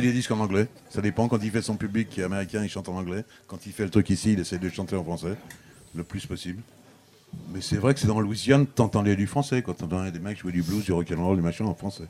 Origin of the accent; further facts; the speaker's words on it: Paris, Île-de-France, France; accent: Parisian; je me sers dans mon accent parisien de ma manière de parler